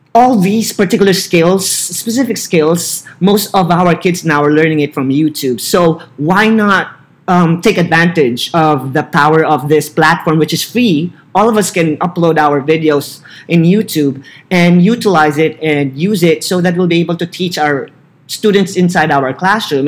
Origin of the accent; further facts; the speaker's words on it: Philippines; English is a second language; moved away as an adult; also born or lived in Barstow, California; now in California, United States; As a Filipino citizen